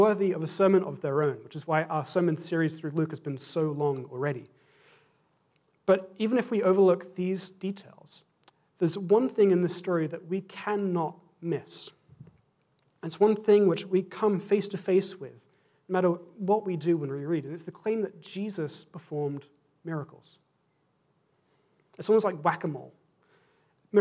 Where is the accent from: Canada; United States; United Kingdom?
United Kingdom; England; as an Englishman and as a Scotsman